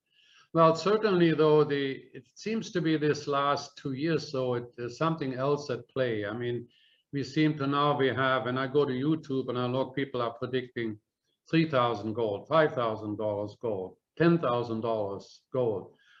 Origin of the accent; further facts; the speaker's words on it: Germany; moved away; When I came from Germany here, which is 1966, I got there was 4 marks to a U.S. dollar